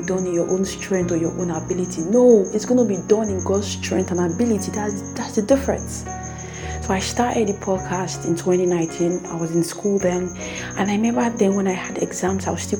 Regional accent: Nigeria; I am a Nigerian

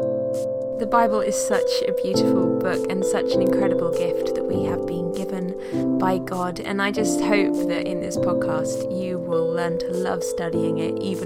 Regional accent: United Kingdom; As a British person

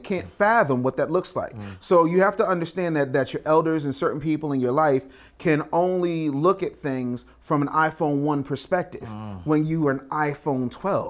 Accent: Philadelphia, Pennsylvania, United States; I'm from Cheesesteak City.

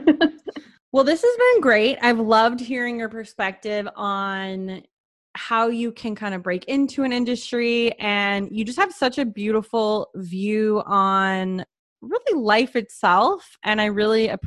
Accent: Canada; I'm Canadian.

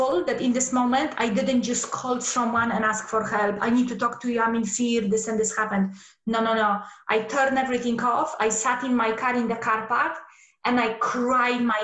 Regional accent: Poland; moved away; So I come from Poland. And when I was a little girl, there was still communism over there.

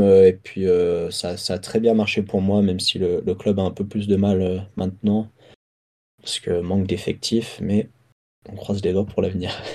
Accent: France; Mes deux parents sont anglais et j'ai. j'ai... Enfin, je suis né en France

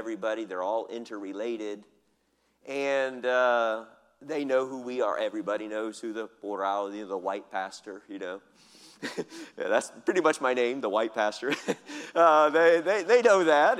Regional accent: United States; moved away as an adult; now in Philippines; I'm American

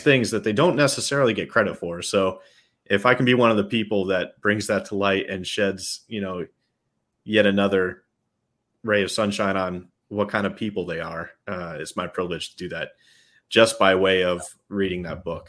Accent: New York, United States; accent: New York; I'm a New Yorker at heart

